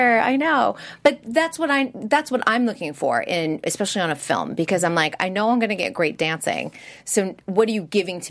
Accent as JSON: {"language": "English", "town": "Boston", "region": "Massachusetts", "country": "United States", "lives_now": "Los Angeles, United States", "said": "I came from Boston. So Boston has a pretty rich heritage with Boston Ballet."}